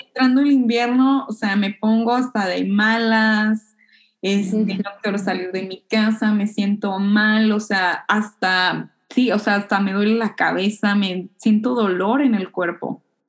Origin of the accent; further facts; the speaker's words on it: Hermosillo, Sonora, Mexico; now in Japan; yo soy pues norteña, para empezar. Este, de, Hermosillo, una ciudad donde hace muchísimo calor